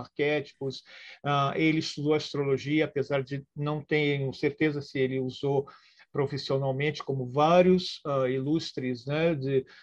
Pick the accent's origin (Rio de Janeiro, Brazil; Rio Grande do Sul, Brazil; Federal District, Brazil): Rio de Janeiro, Brazil; born there; also born or lived in Porto Alegre / São Paulo; eu nasci no Rio de Janeiro, depois me mudei para Porto Alegre, estou aqui no interior de São Paulo.